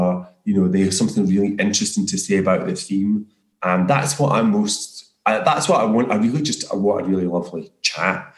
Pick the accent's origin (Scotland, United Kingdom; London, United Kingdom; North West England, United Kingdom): Scotland, United Kingdom; near Motherwell; I grew up just near Motherwell